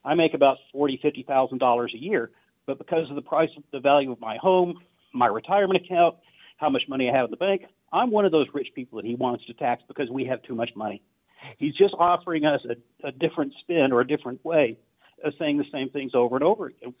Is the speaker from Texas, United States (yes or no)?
yes; Austin, Texas, United States; I'm white from Austin